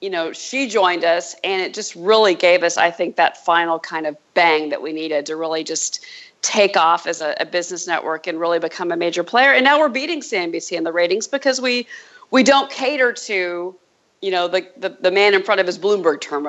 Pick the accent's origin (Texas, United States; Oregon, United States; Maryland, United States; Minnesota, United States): Texas, United States; Dallas; moved away; also born or lived in Phoenix, Arizona / San Francisco / New York; I grew up in Texas, Dallas, Dallas native, and then Phoenix, Arizona as well